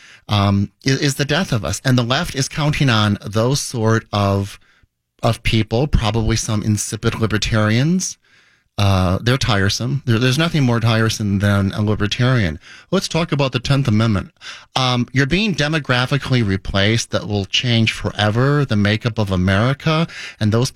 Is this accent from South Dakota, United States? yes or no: yes; South Dakota, United States; now in Minnesota, United States; I grew up in South Dakota